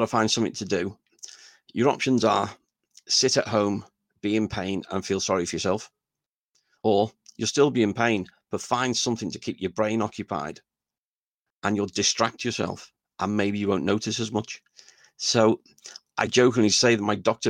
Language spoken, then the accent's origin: English; Liverpool, North West England, United Kingdom; I was just coming from the Dingle